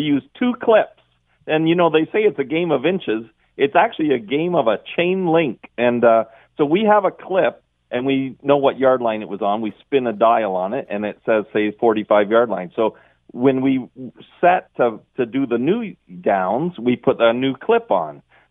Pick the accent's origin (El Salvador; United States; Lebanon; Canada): Canada; Like, I'm a Canadian soccer guy.